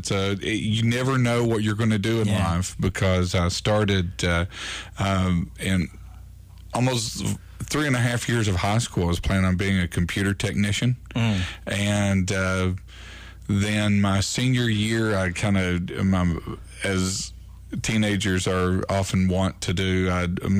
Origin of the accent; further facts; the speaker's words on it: Corbin, Kentucky, United States; also born or lived in Williamsburg, Kentucky; North Corbin, South Laurel County, near American Greeting Card and Hopewell. That area is where I grew up